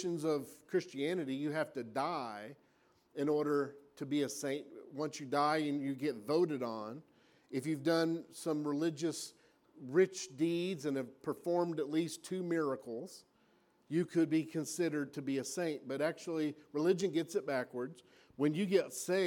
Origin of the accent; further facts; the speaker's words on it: Oklahoma, United States; I'm from Oklahoma